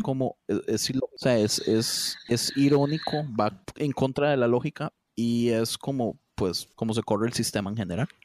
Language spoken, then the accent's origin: Spanish; Costa Rica; como tico